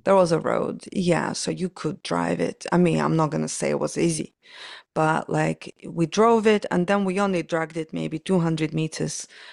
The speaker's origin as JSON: {"language": "English", "country": "Ukraine", "tie": "born or raised there", "moved": "as an adult", "lives_now": "London, United Kingdom", "said": "I was born in Soviet Union, so Ukraine kind of was a part of Soviet Union back then."}